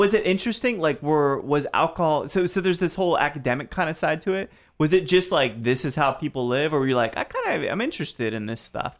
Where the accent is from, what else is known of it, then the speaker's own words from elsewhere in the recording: Detroit, Michigan, United States; moved away; I grew up in, partially in Detroit